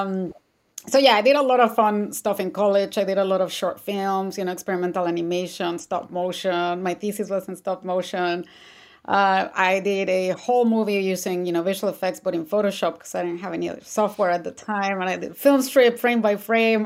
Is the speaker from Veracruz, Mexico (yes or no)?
no; Mexico City, Mexico; moved away; I'm originally from Mexico City